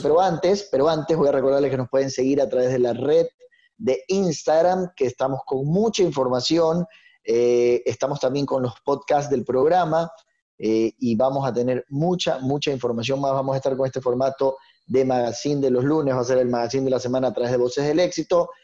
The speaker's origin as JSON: {"language": "Spanish", "country": "Ecuador", "said": "tenemos que trabajar como, como, ecuatorianos"}